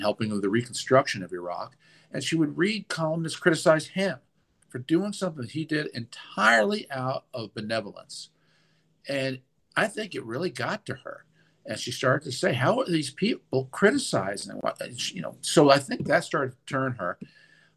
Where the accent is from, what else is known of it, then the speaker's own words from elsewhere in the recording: Westchester, New York, United States; moved away as an adult; also born or lived in Manhattan, New York / Texas / Washington, D.C.; I was born in Manhattan. I went to B'nai Jeshurun for nursery school. I actually moved to Westchester for first grade.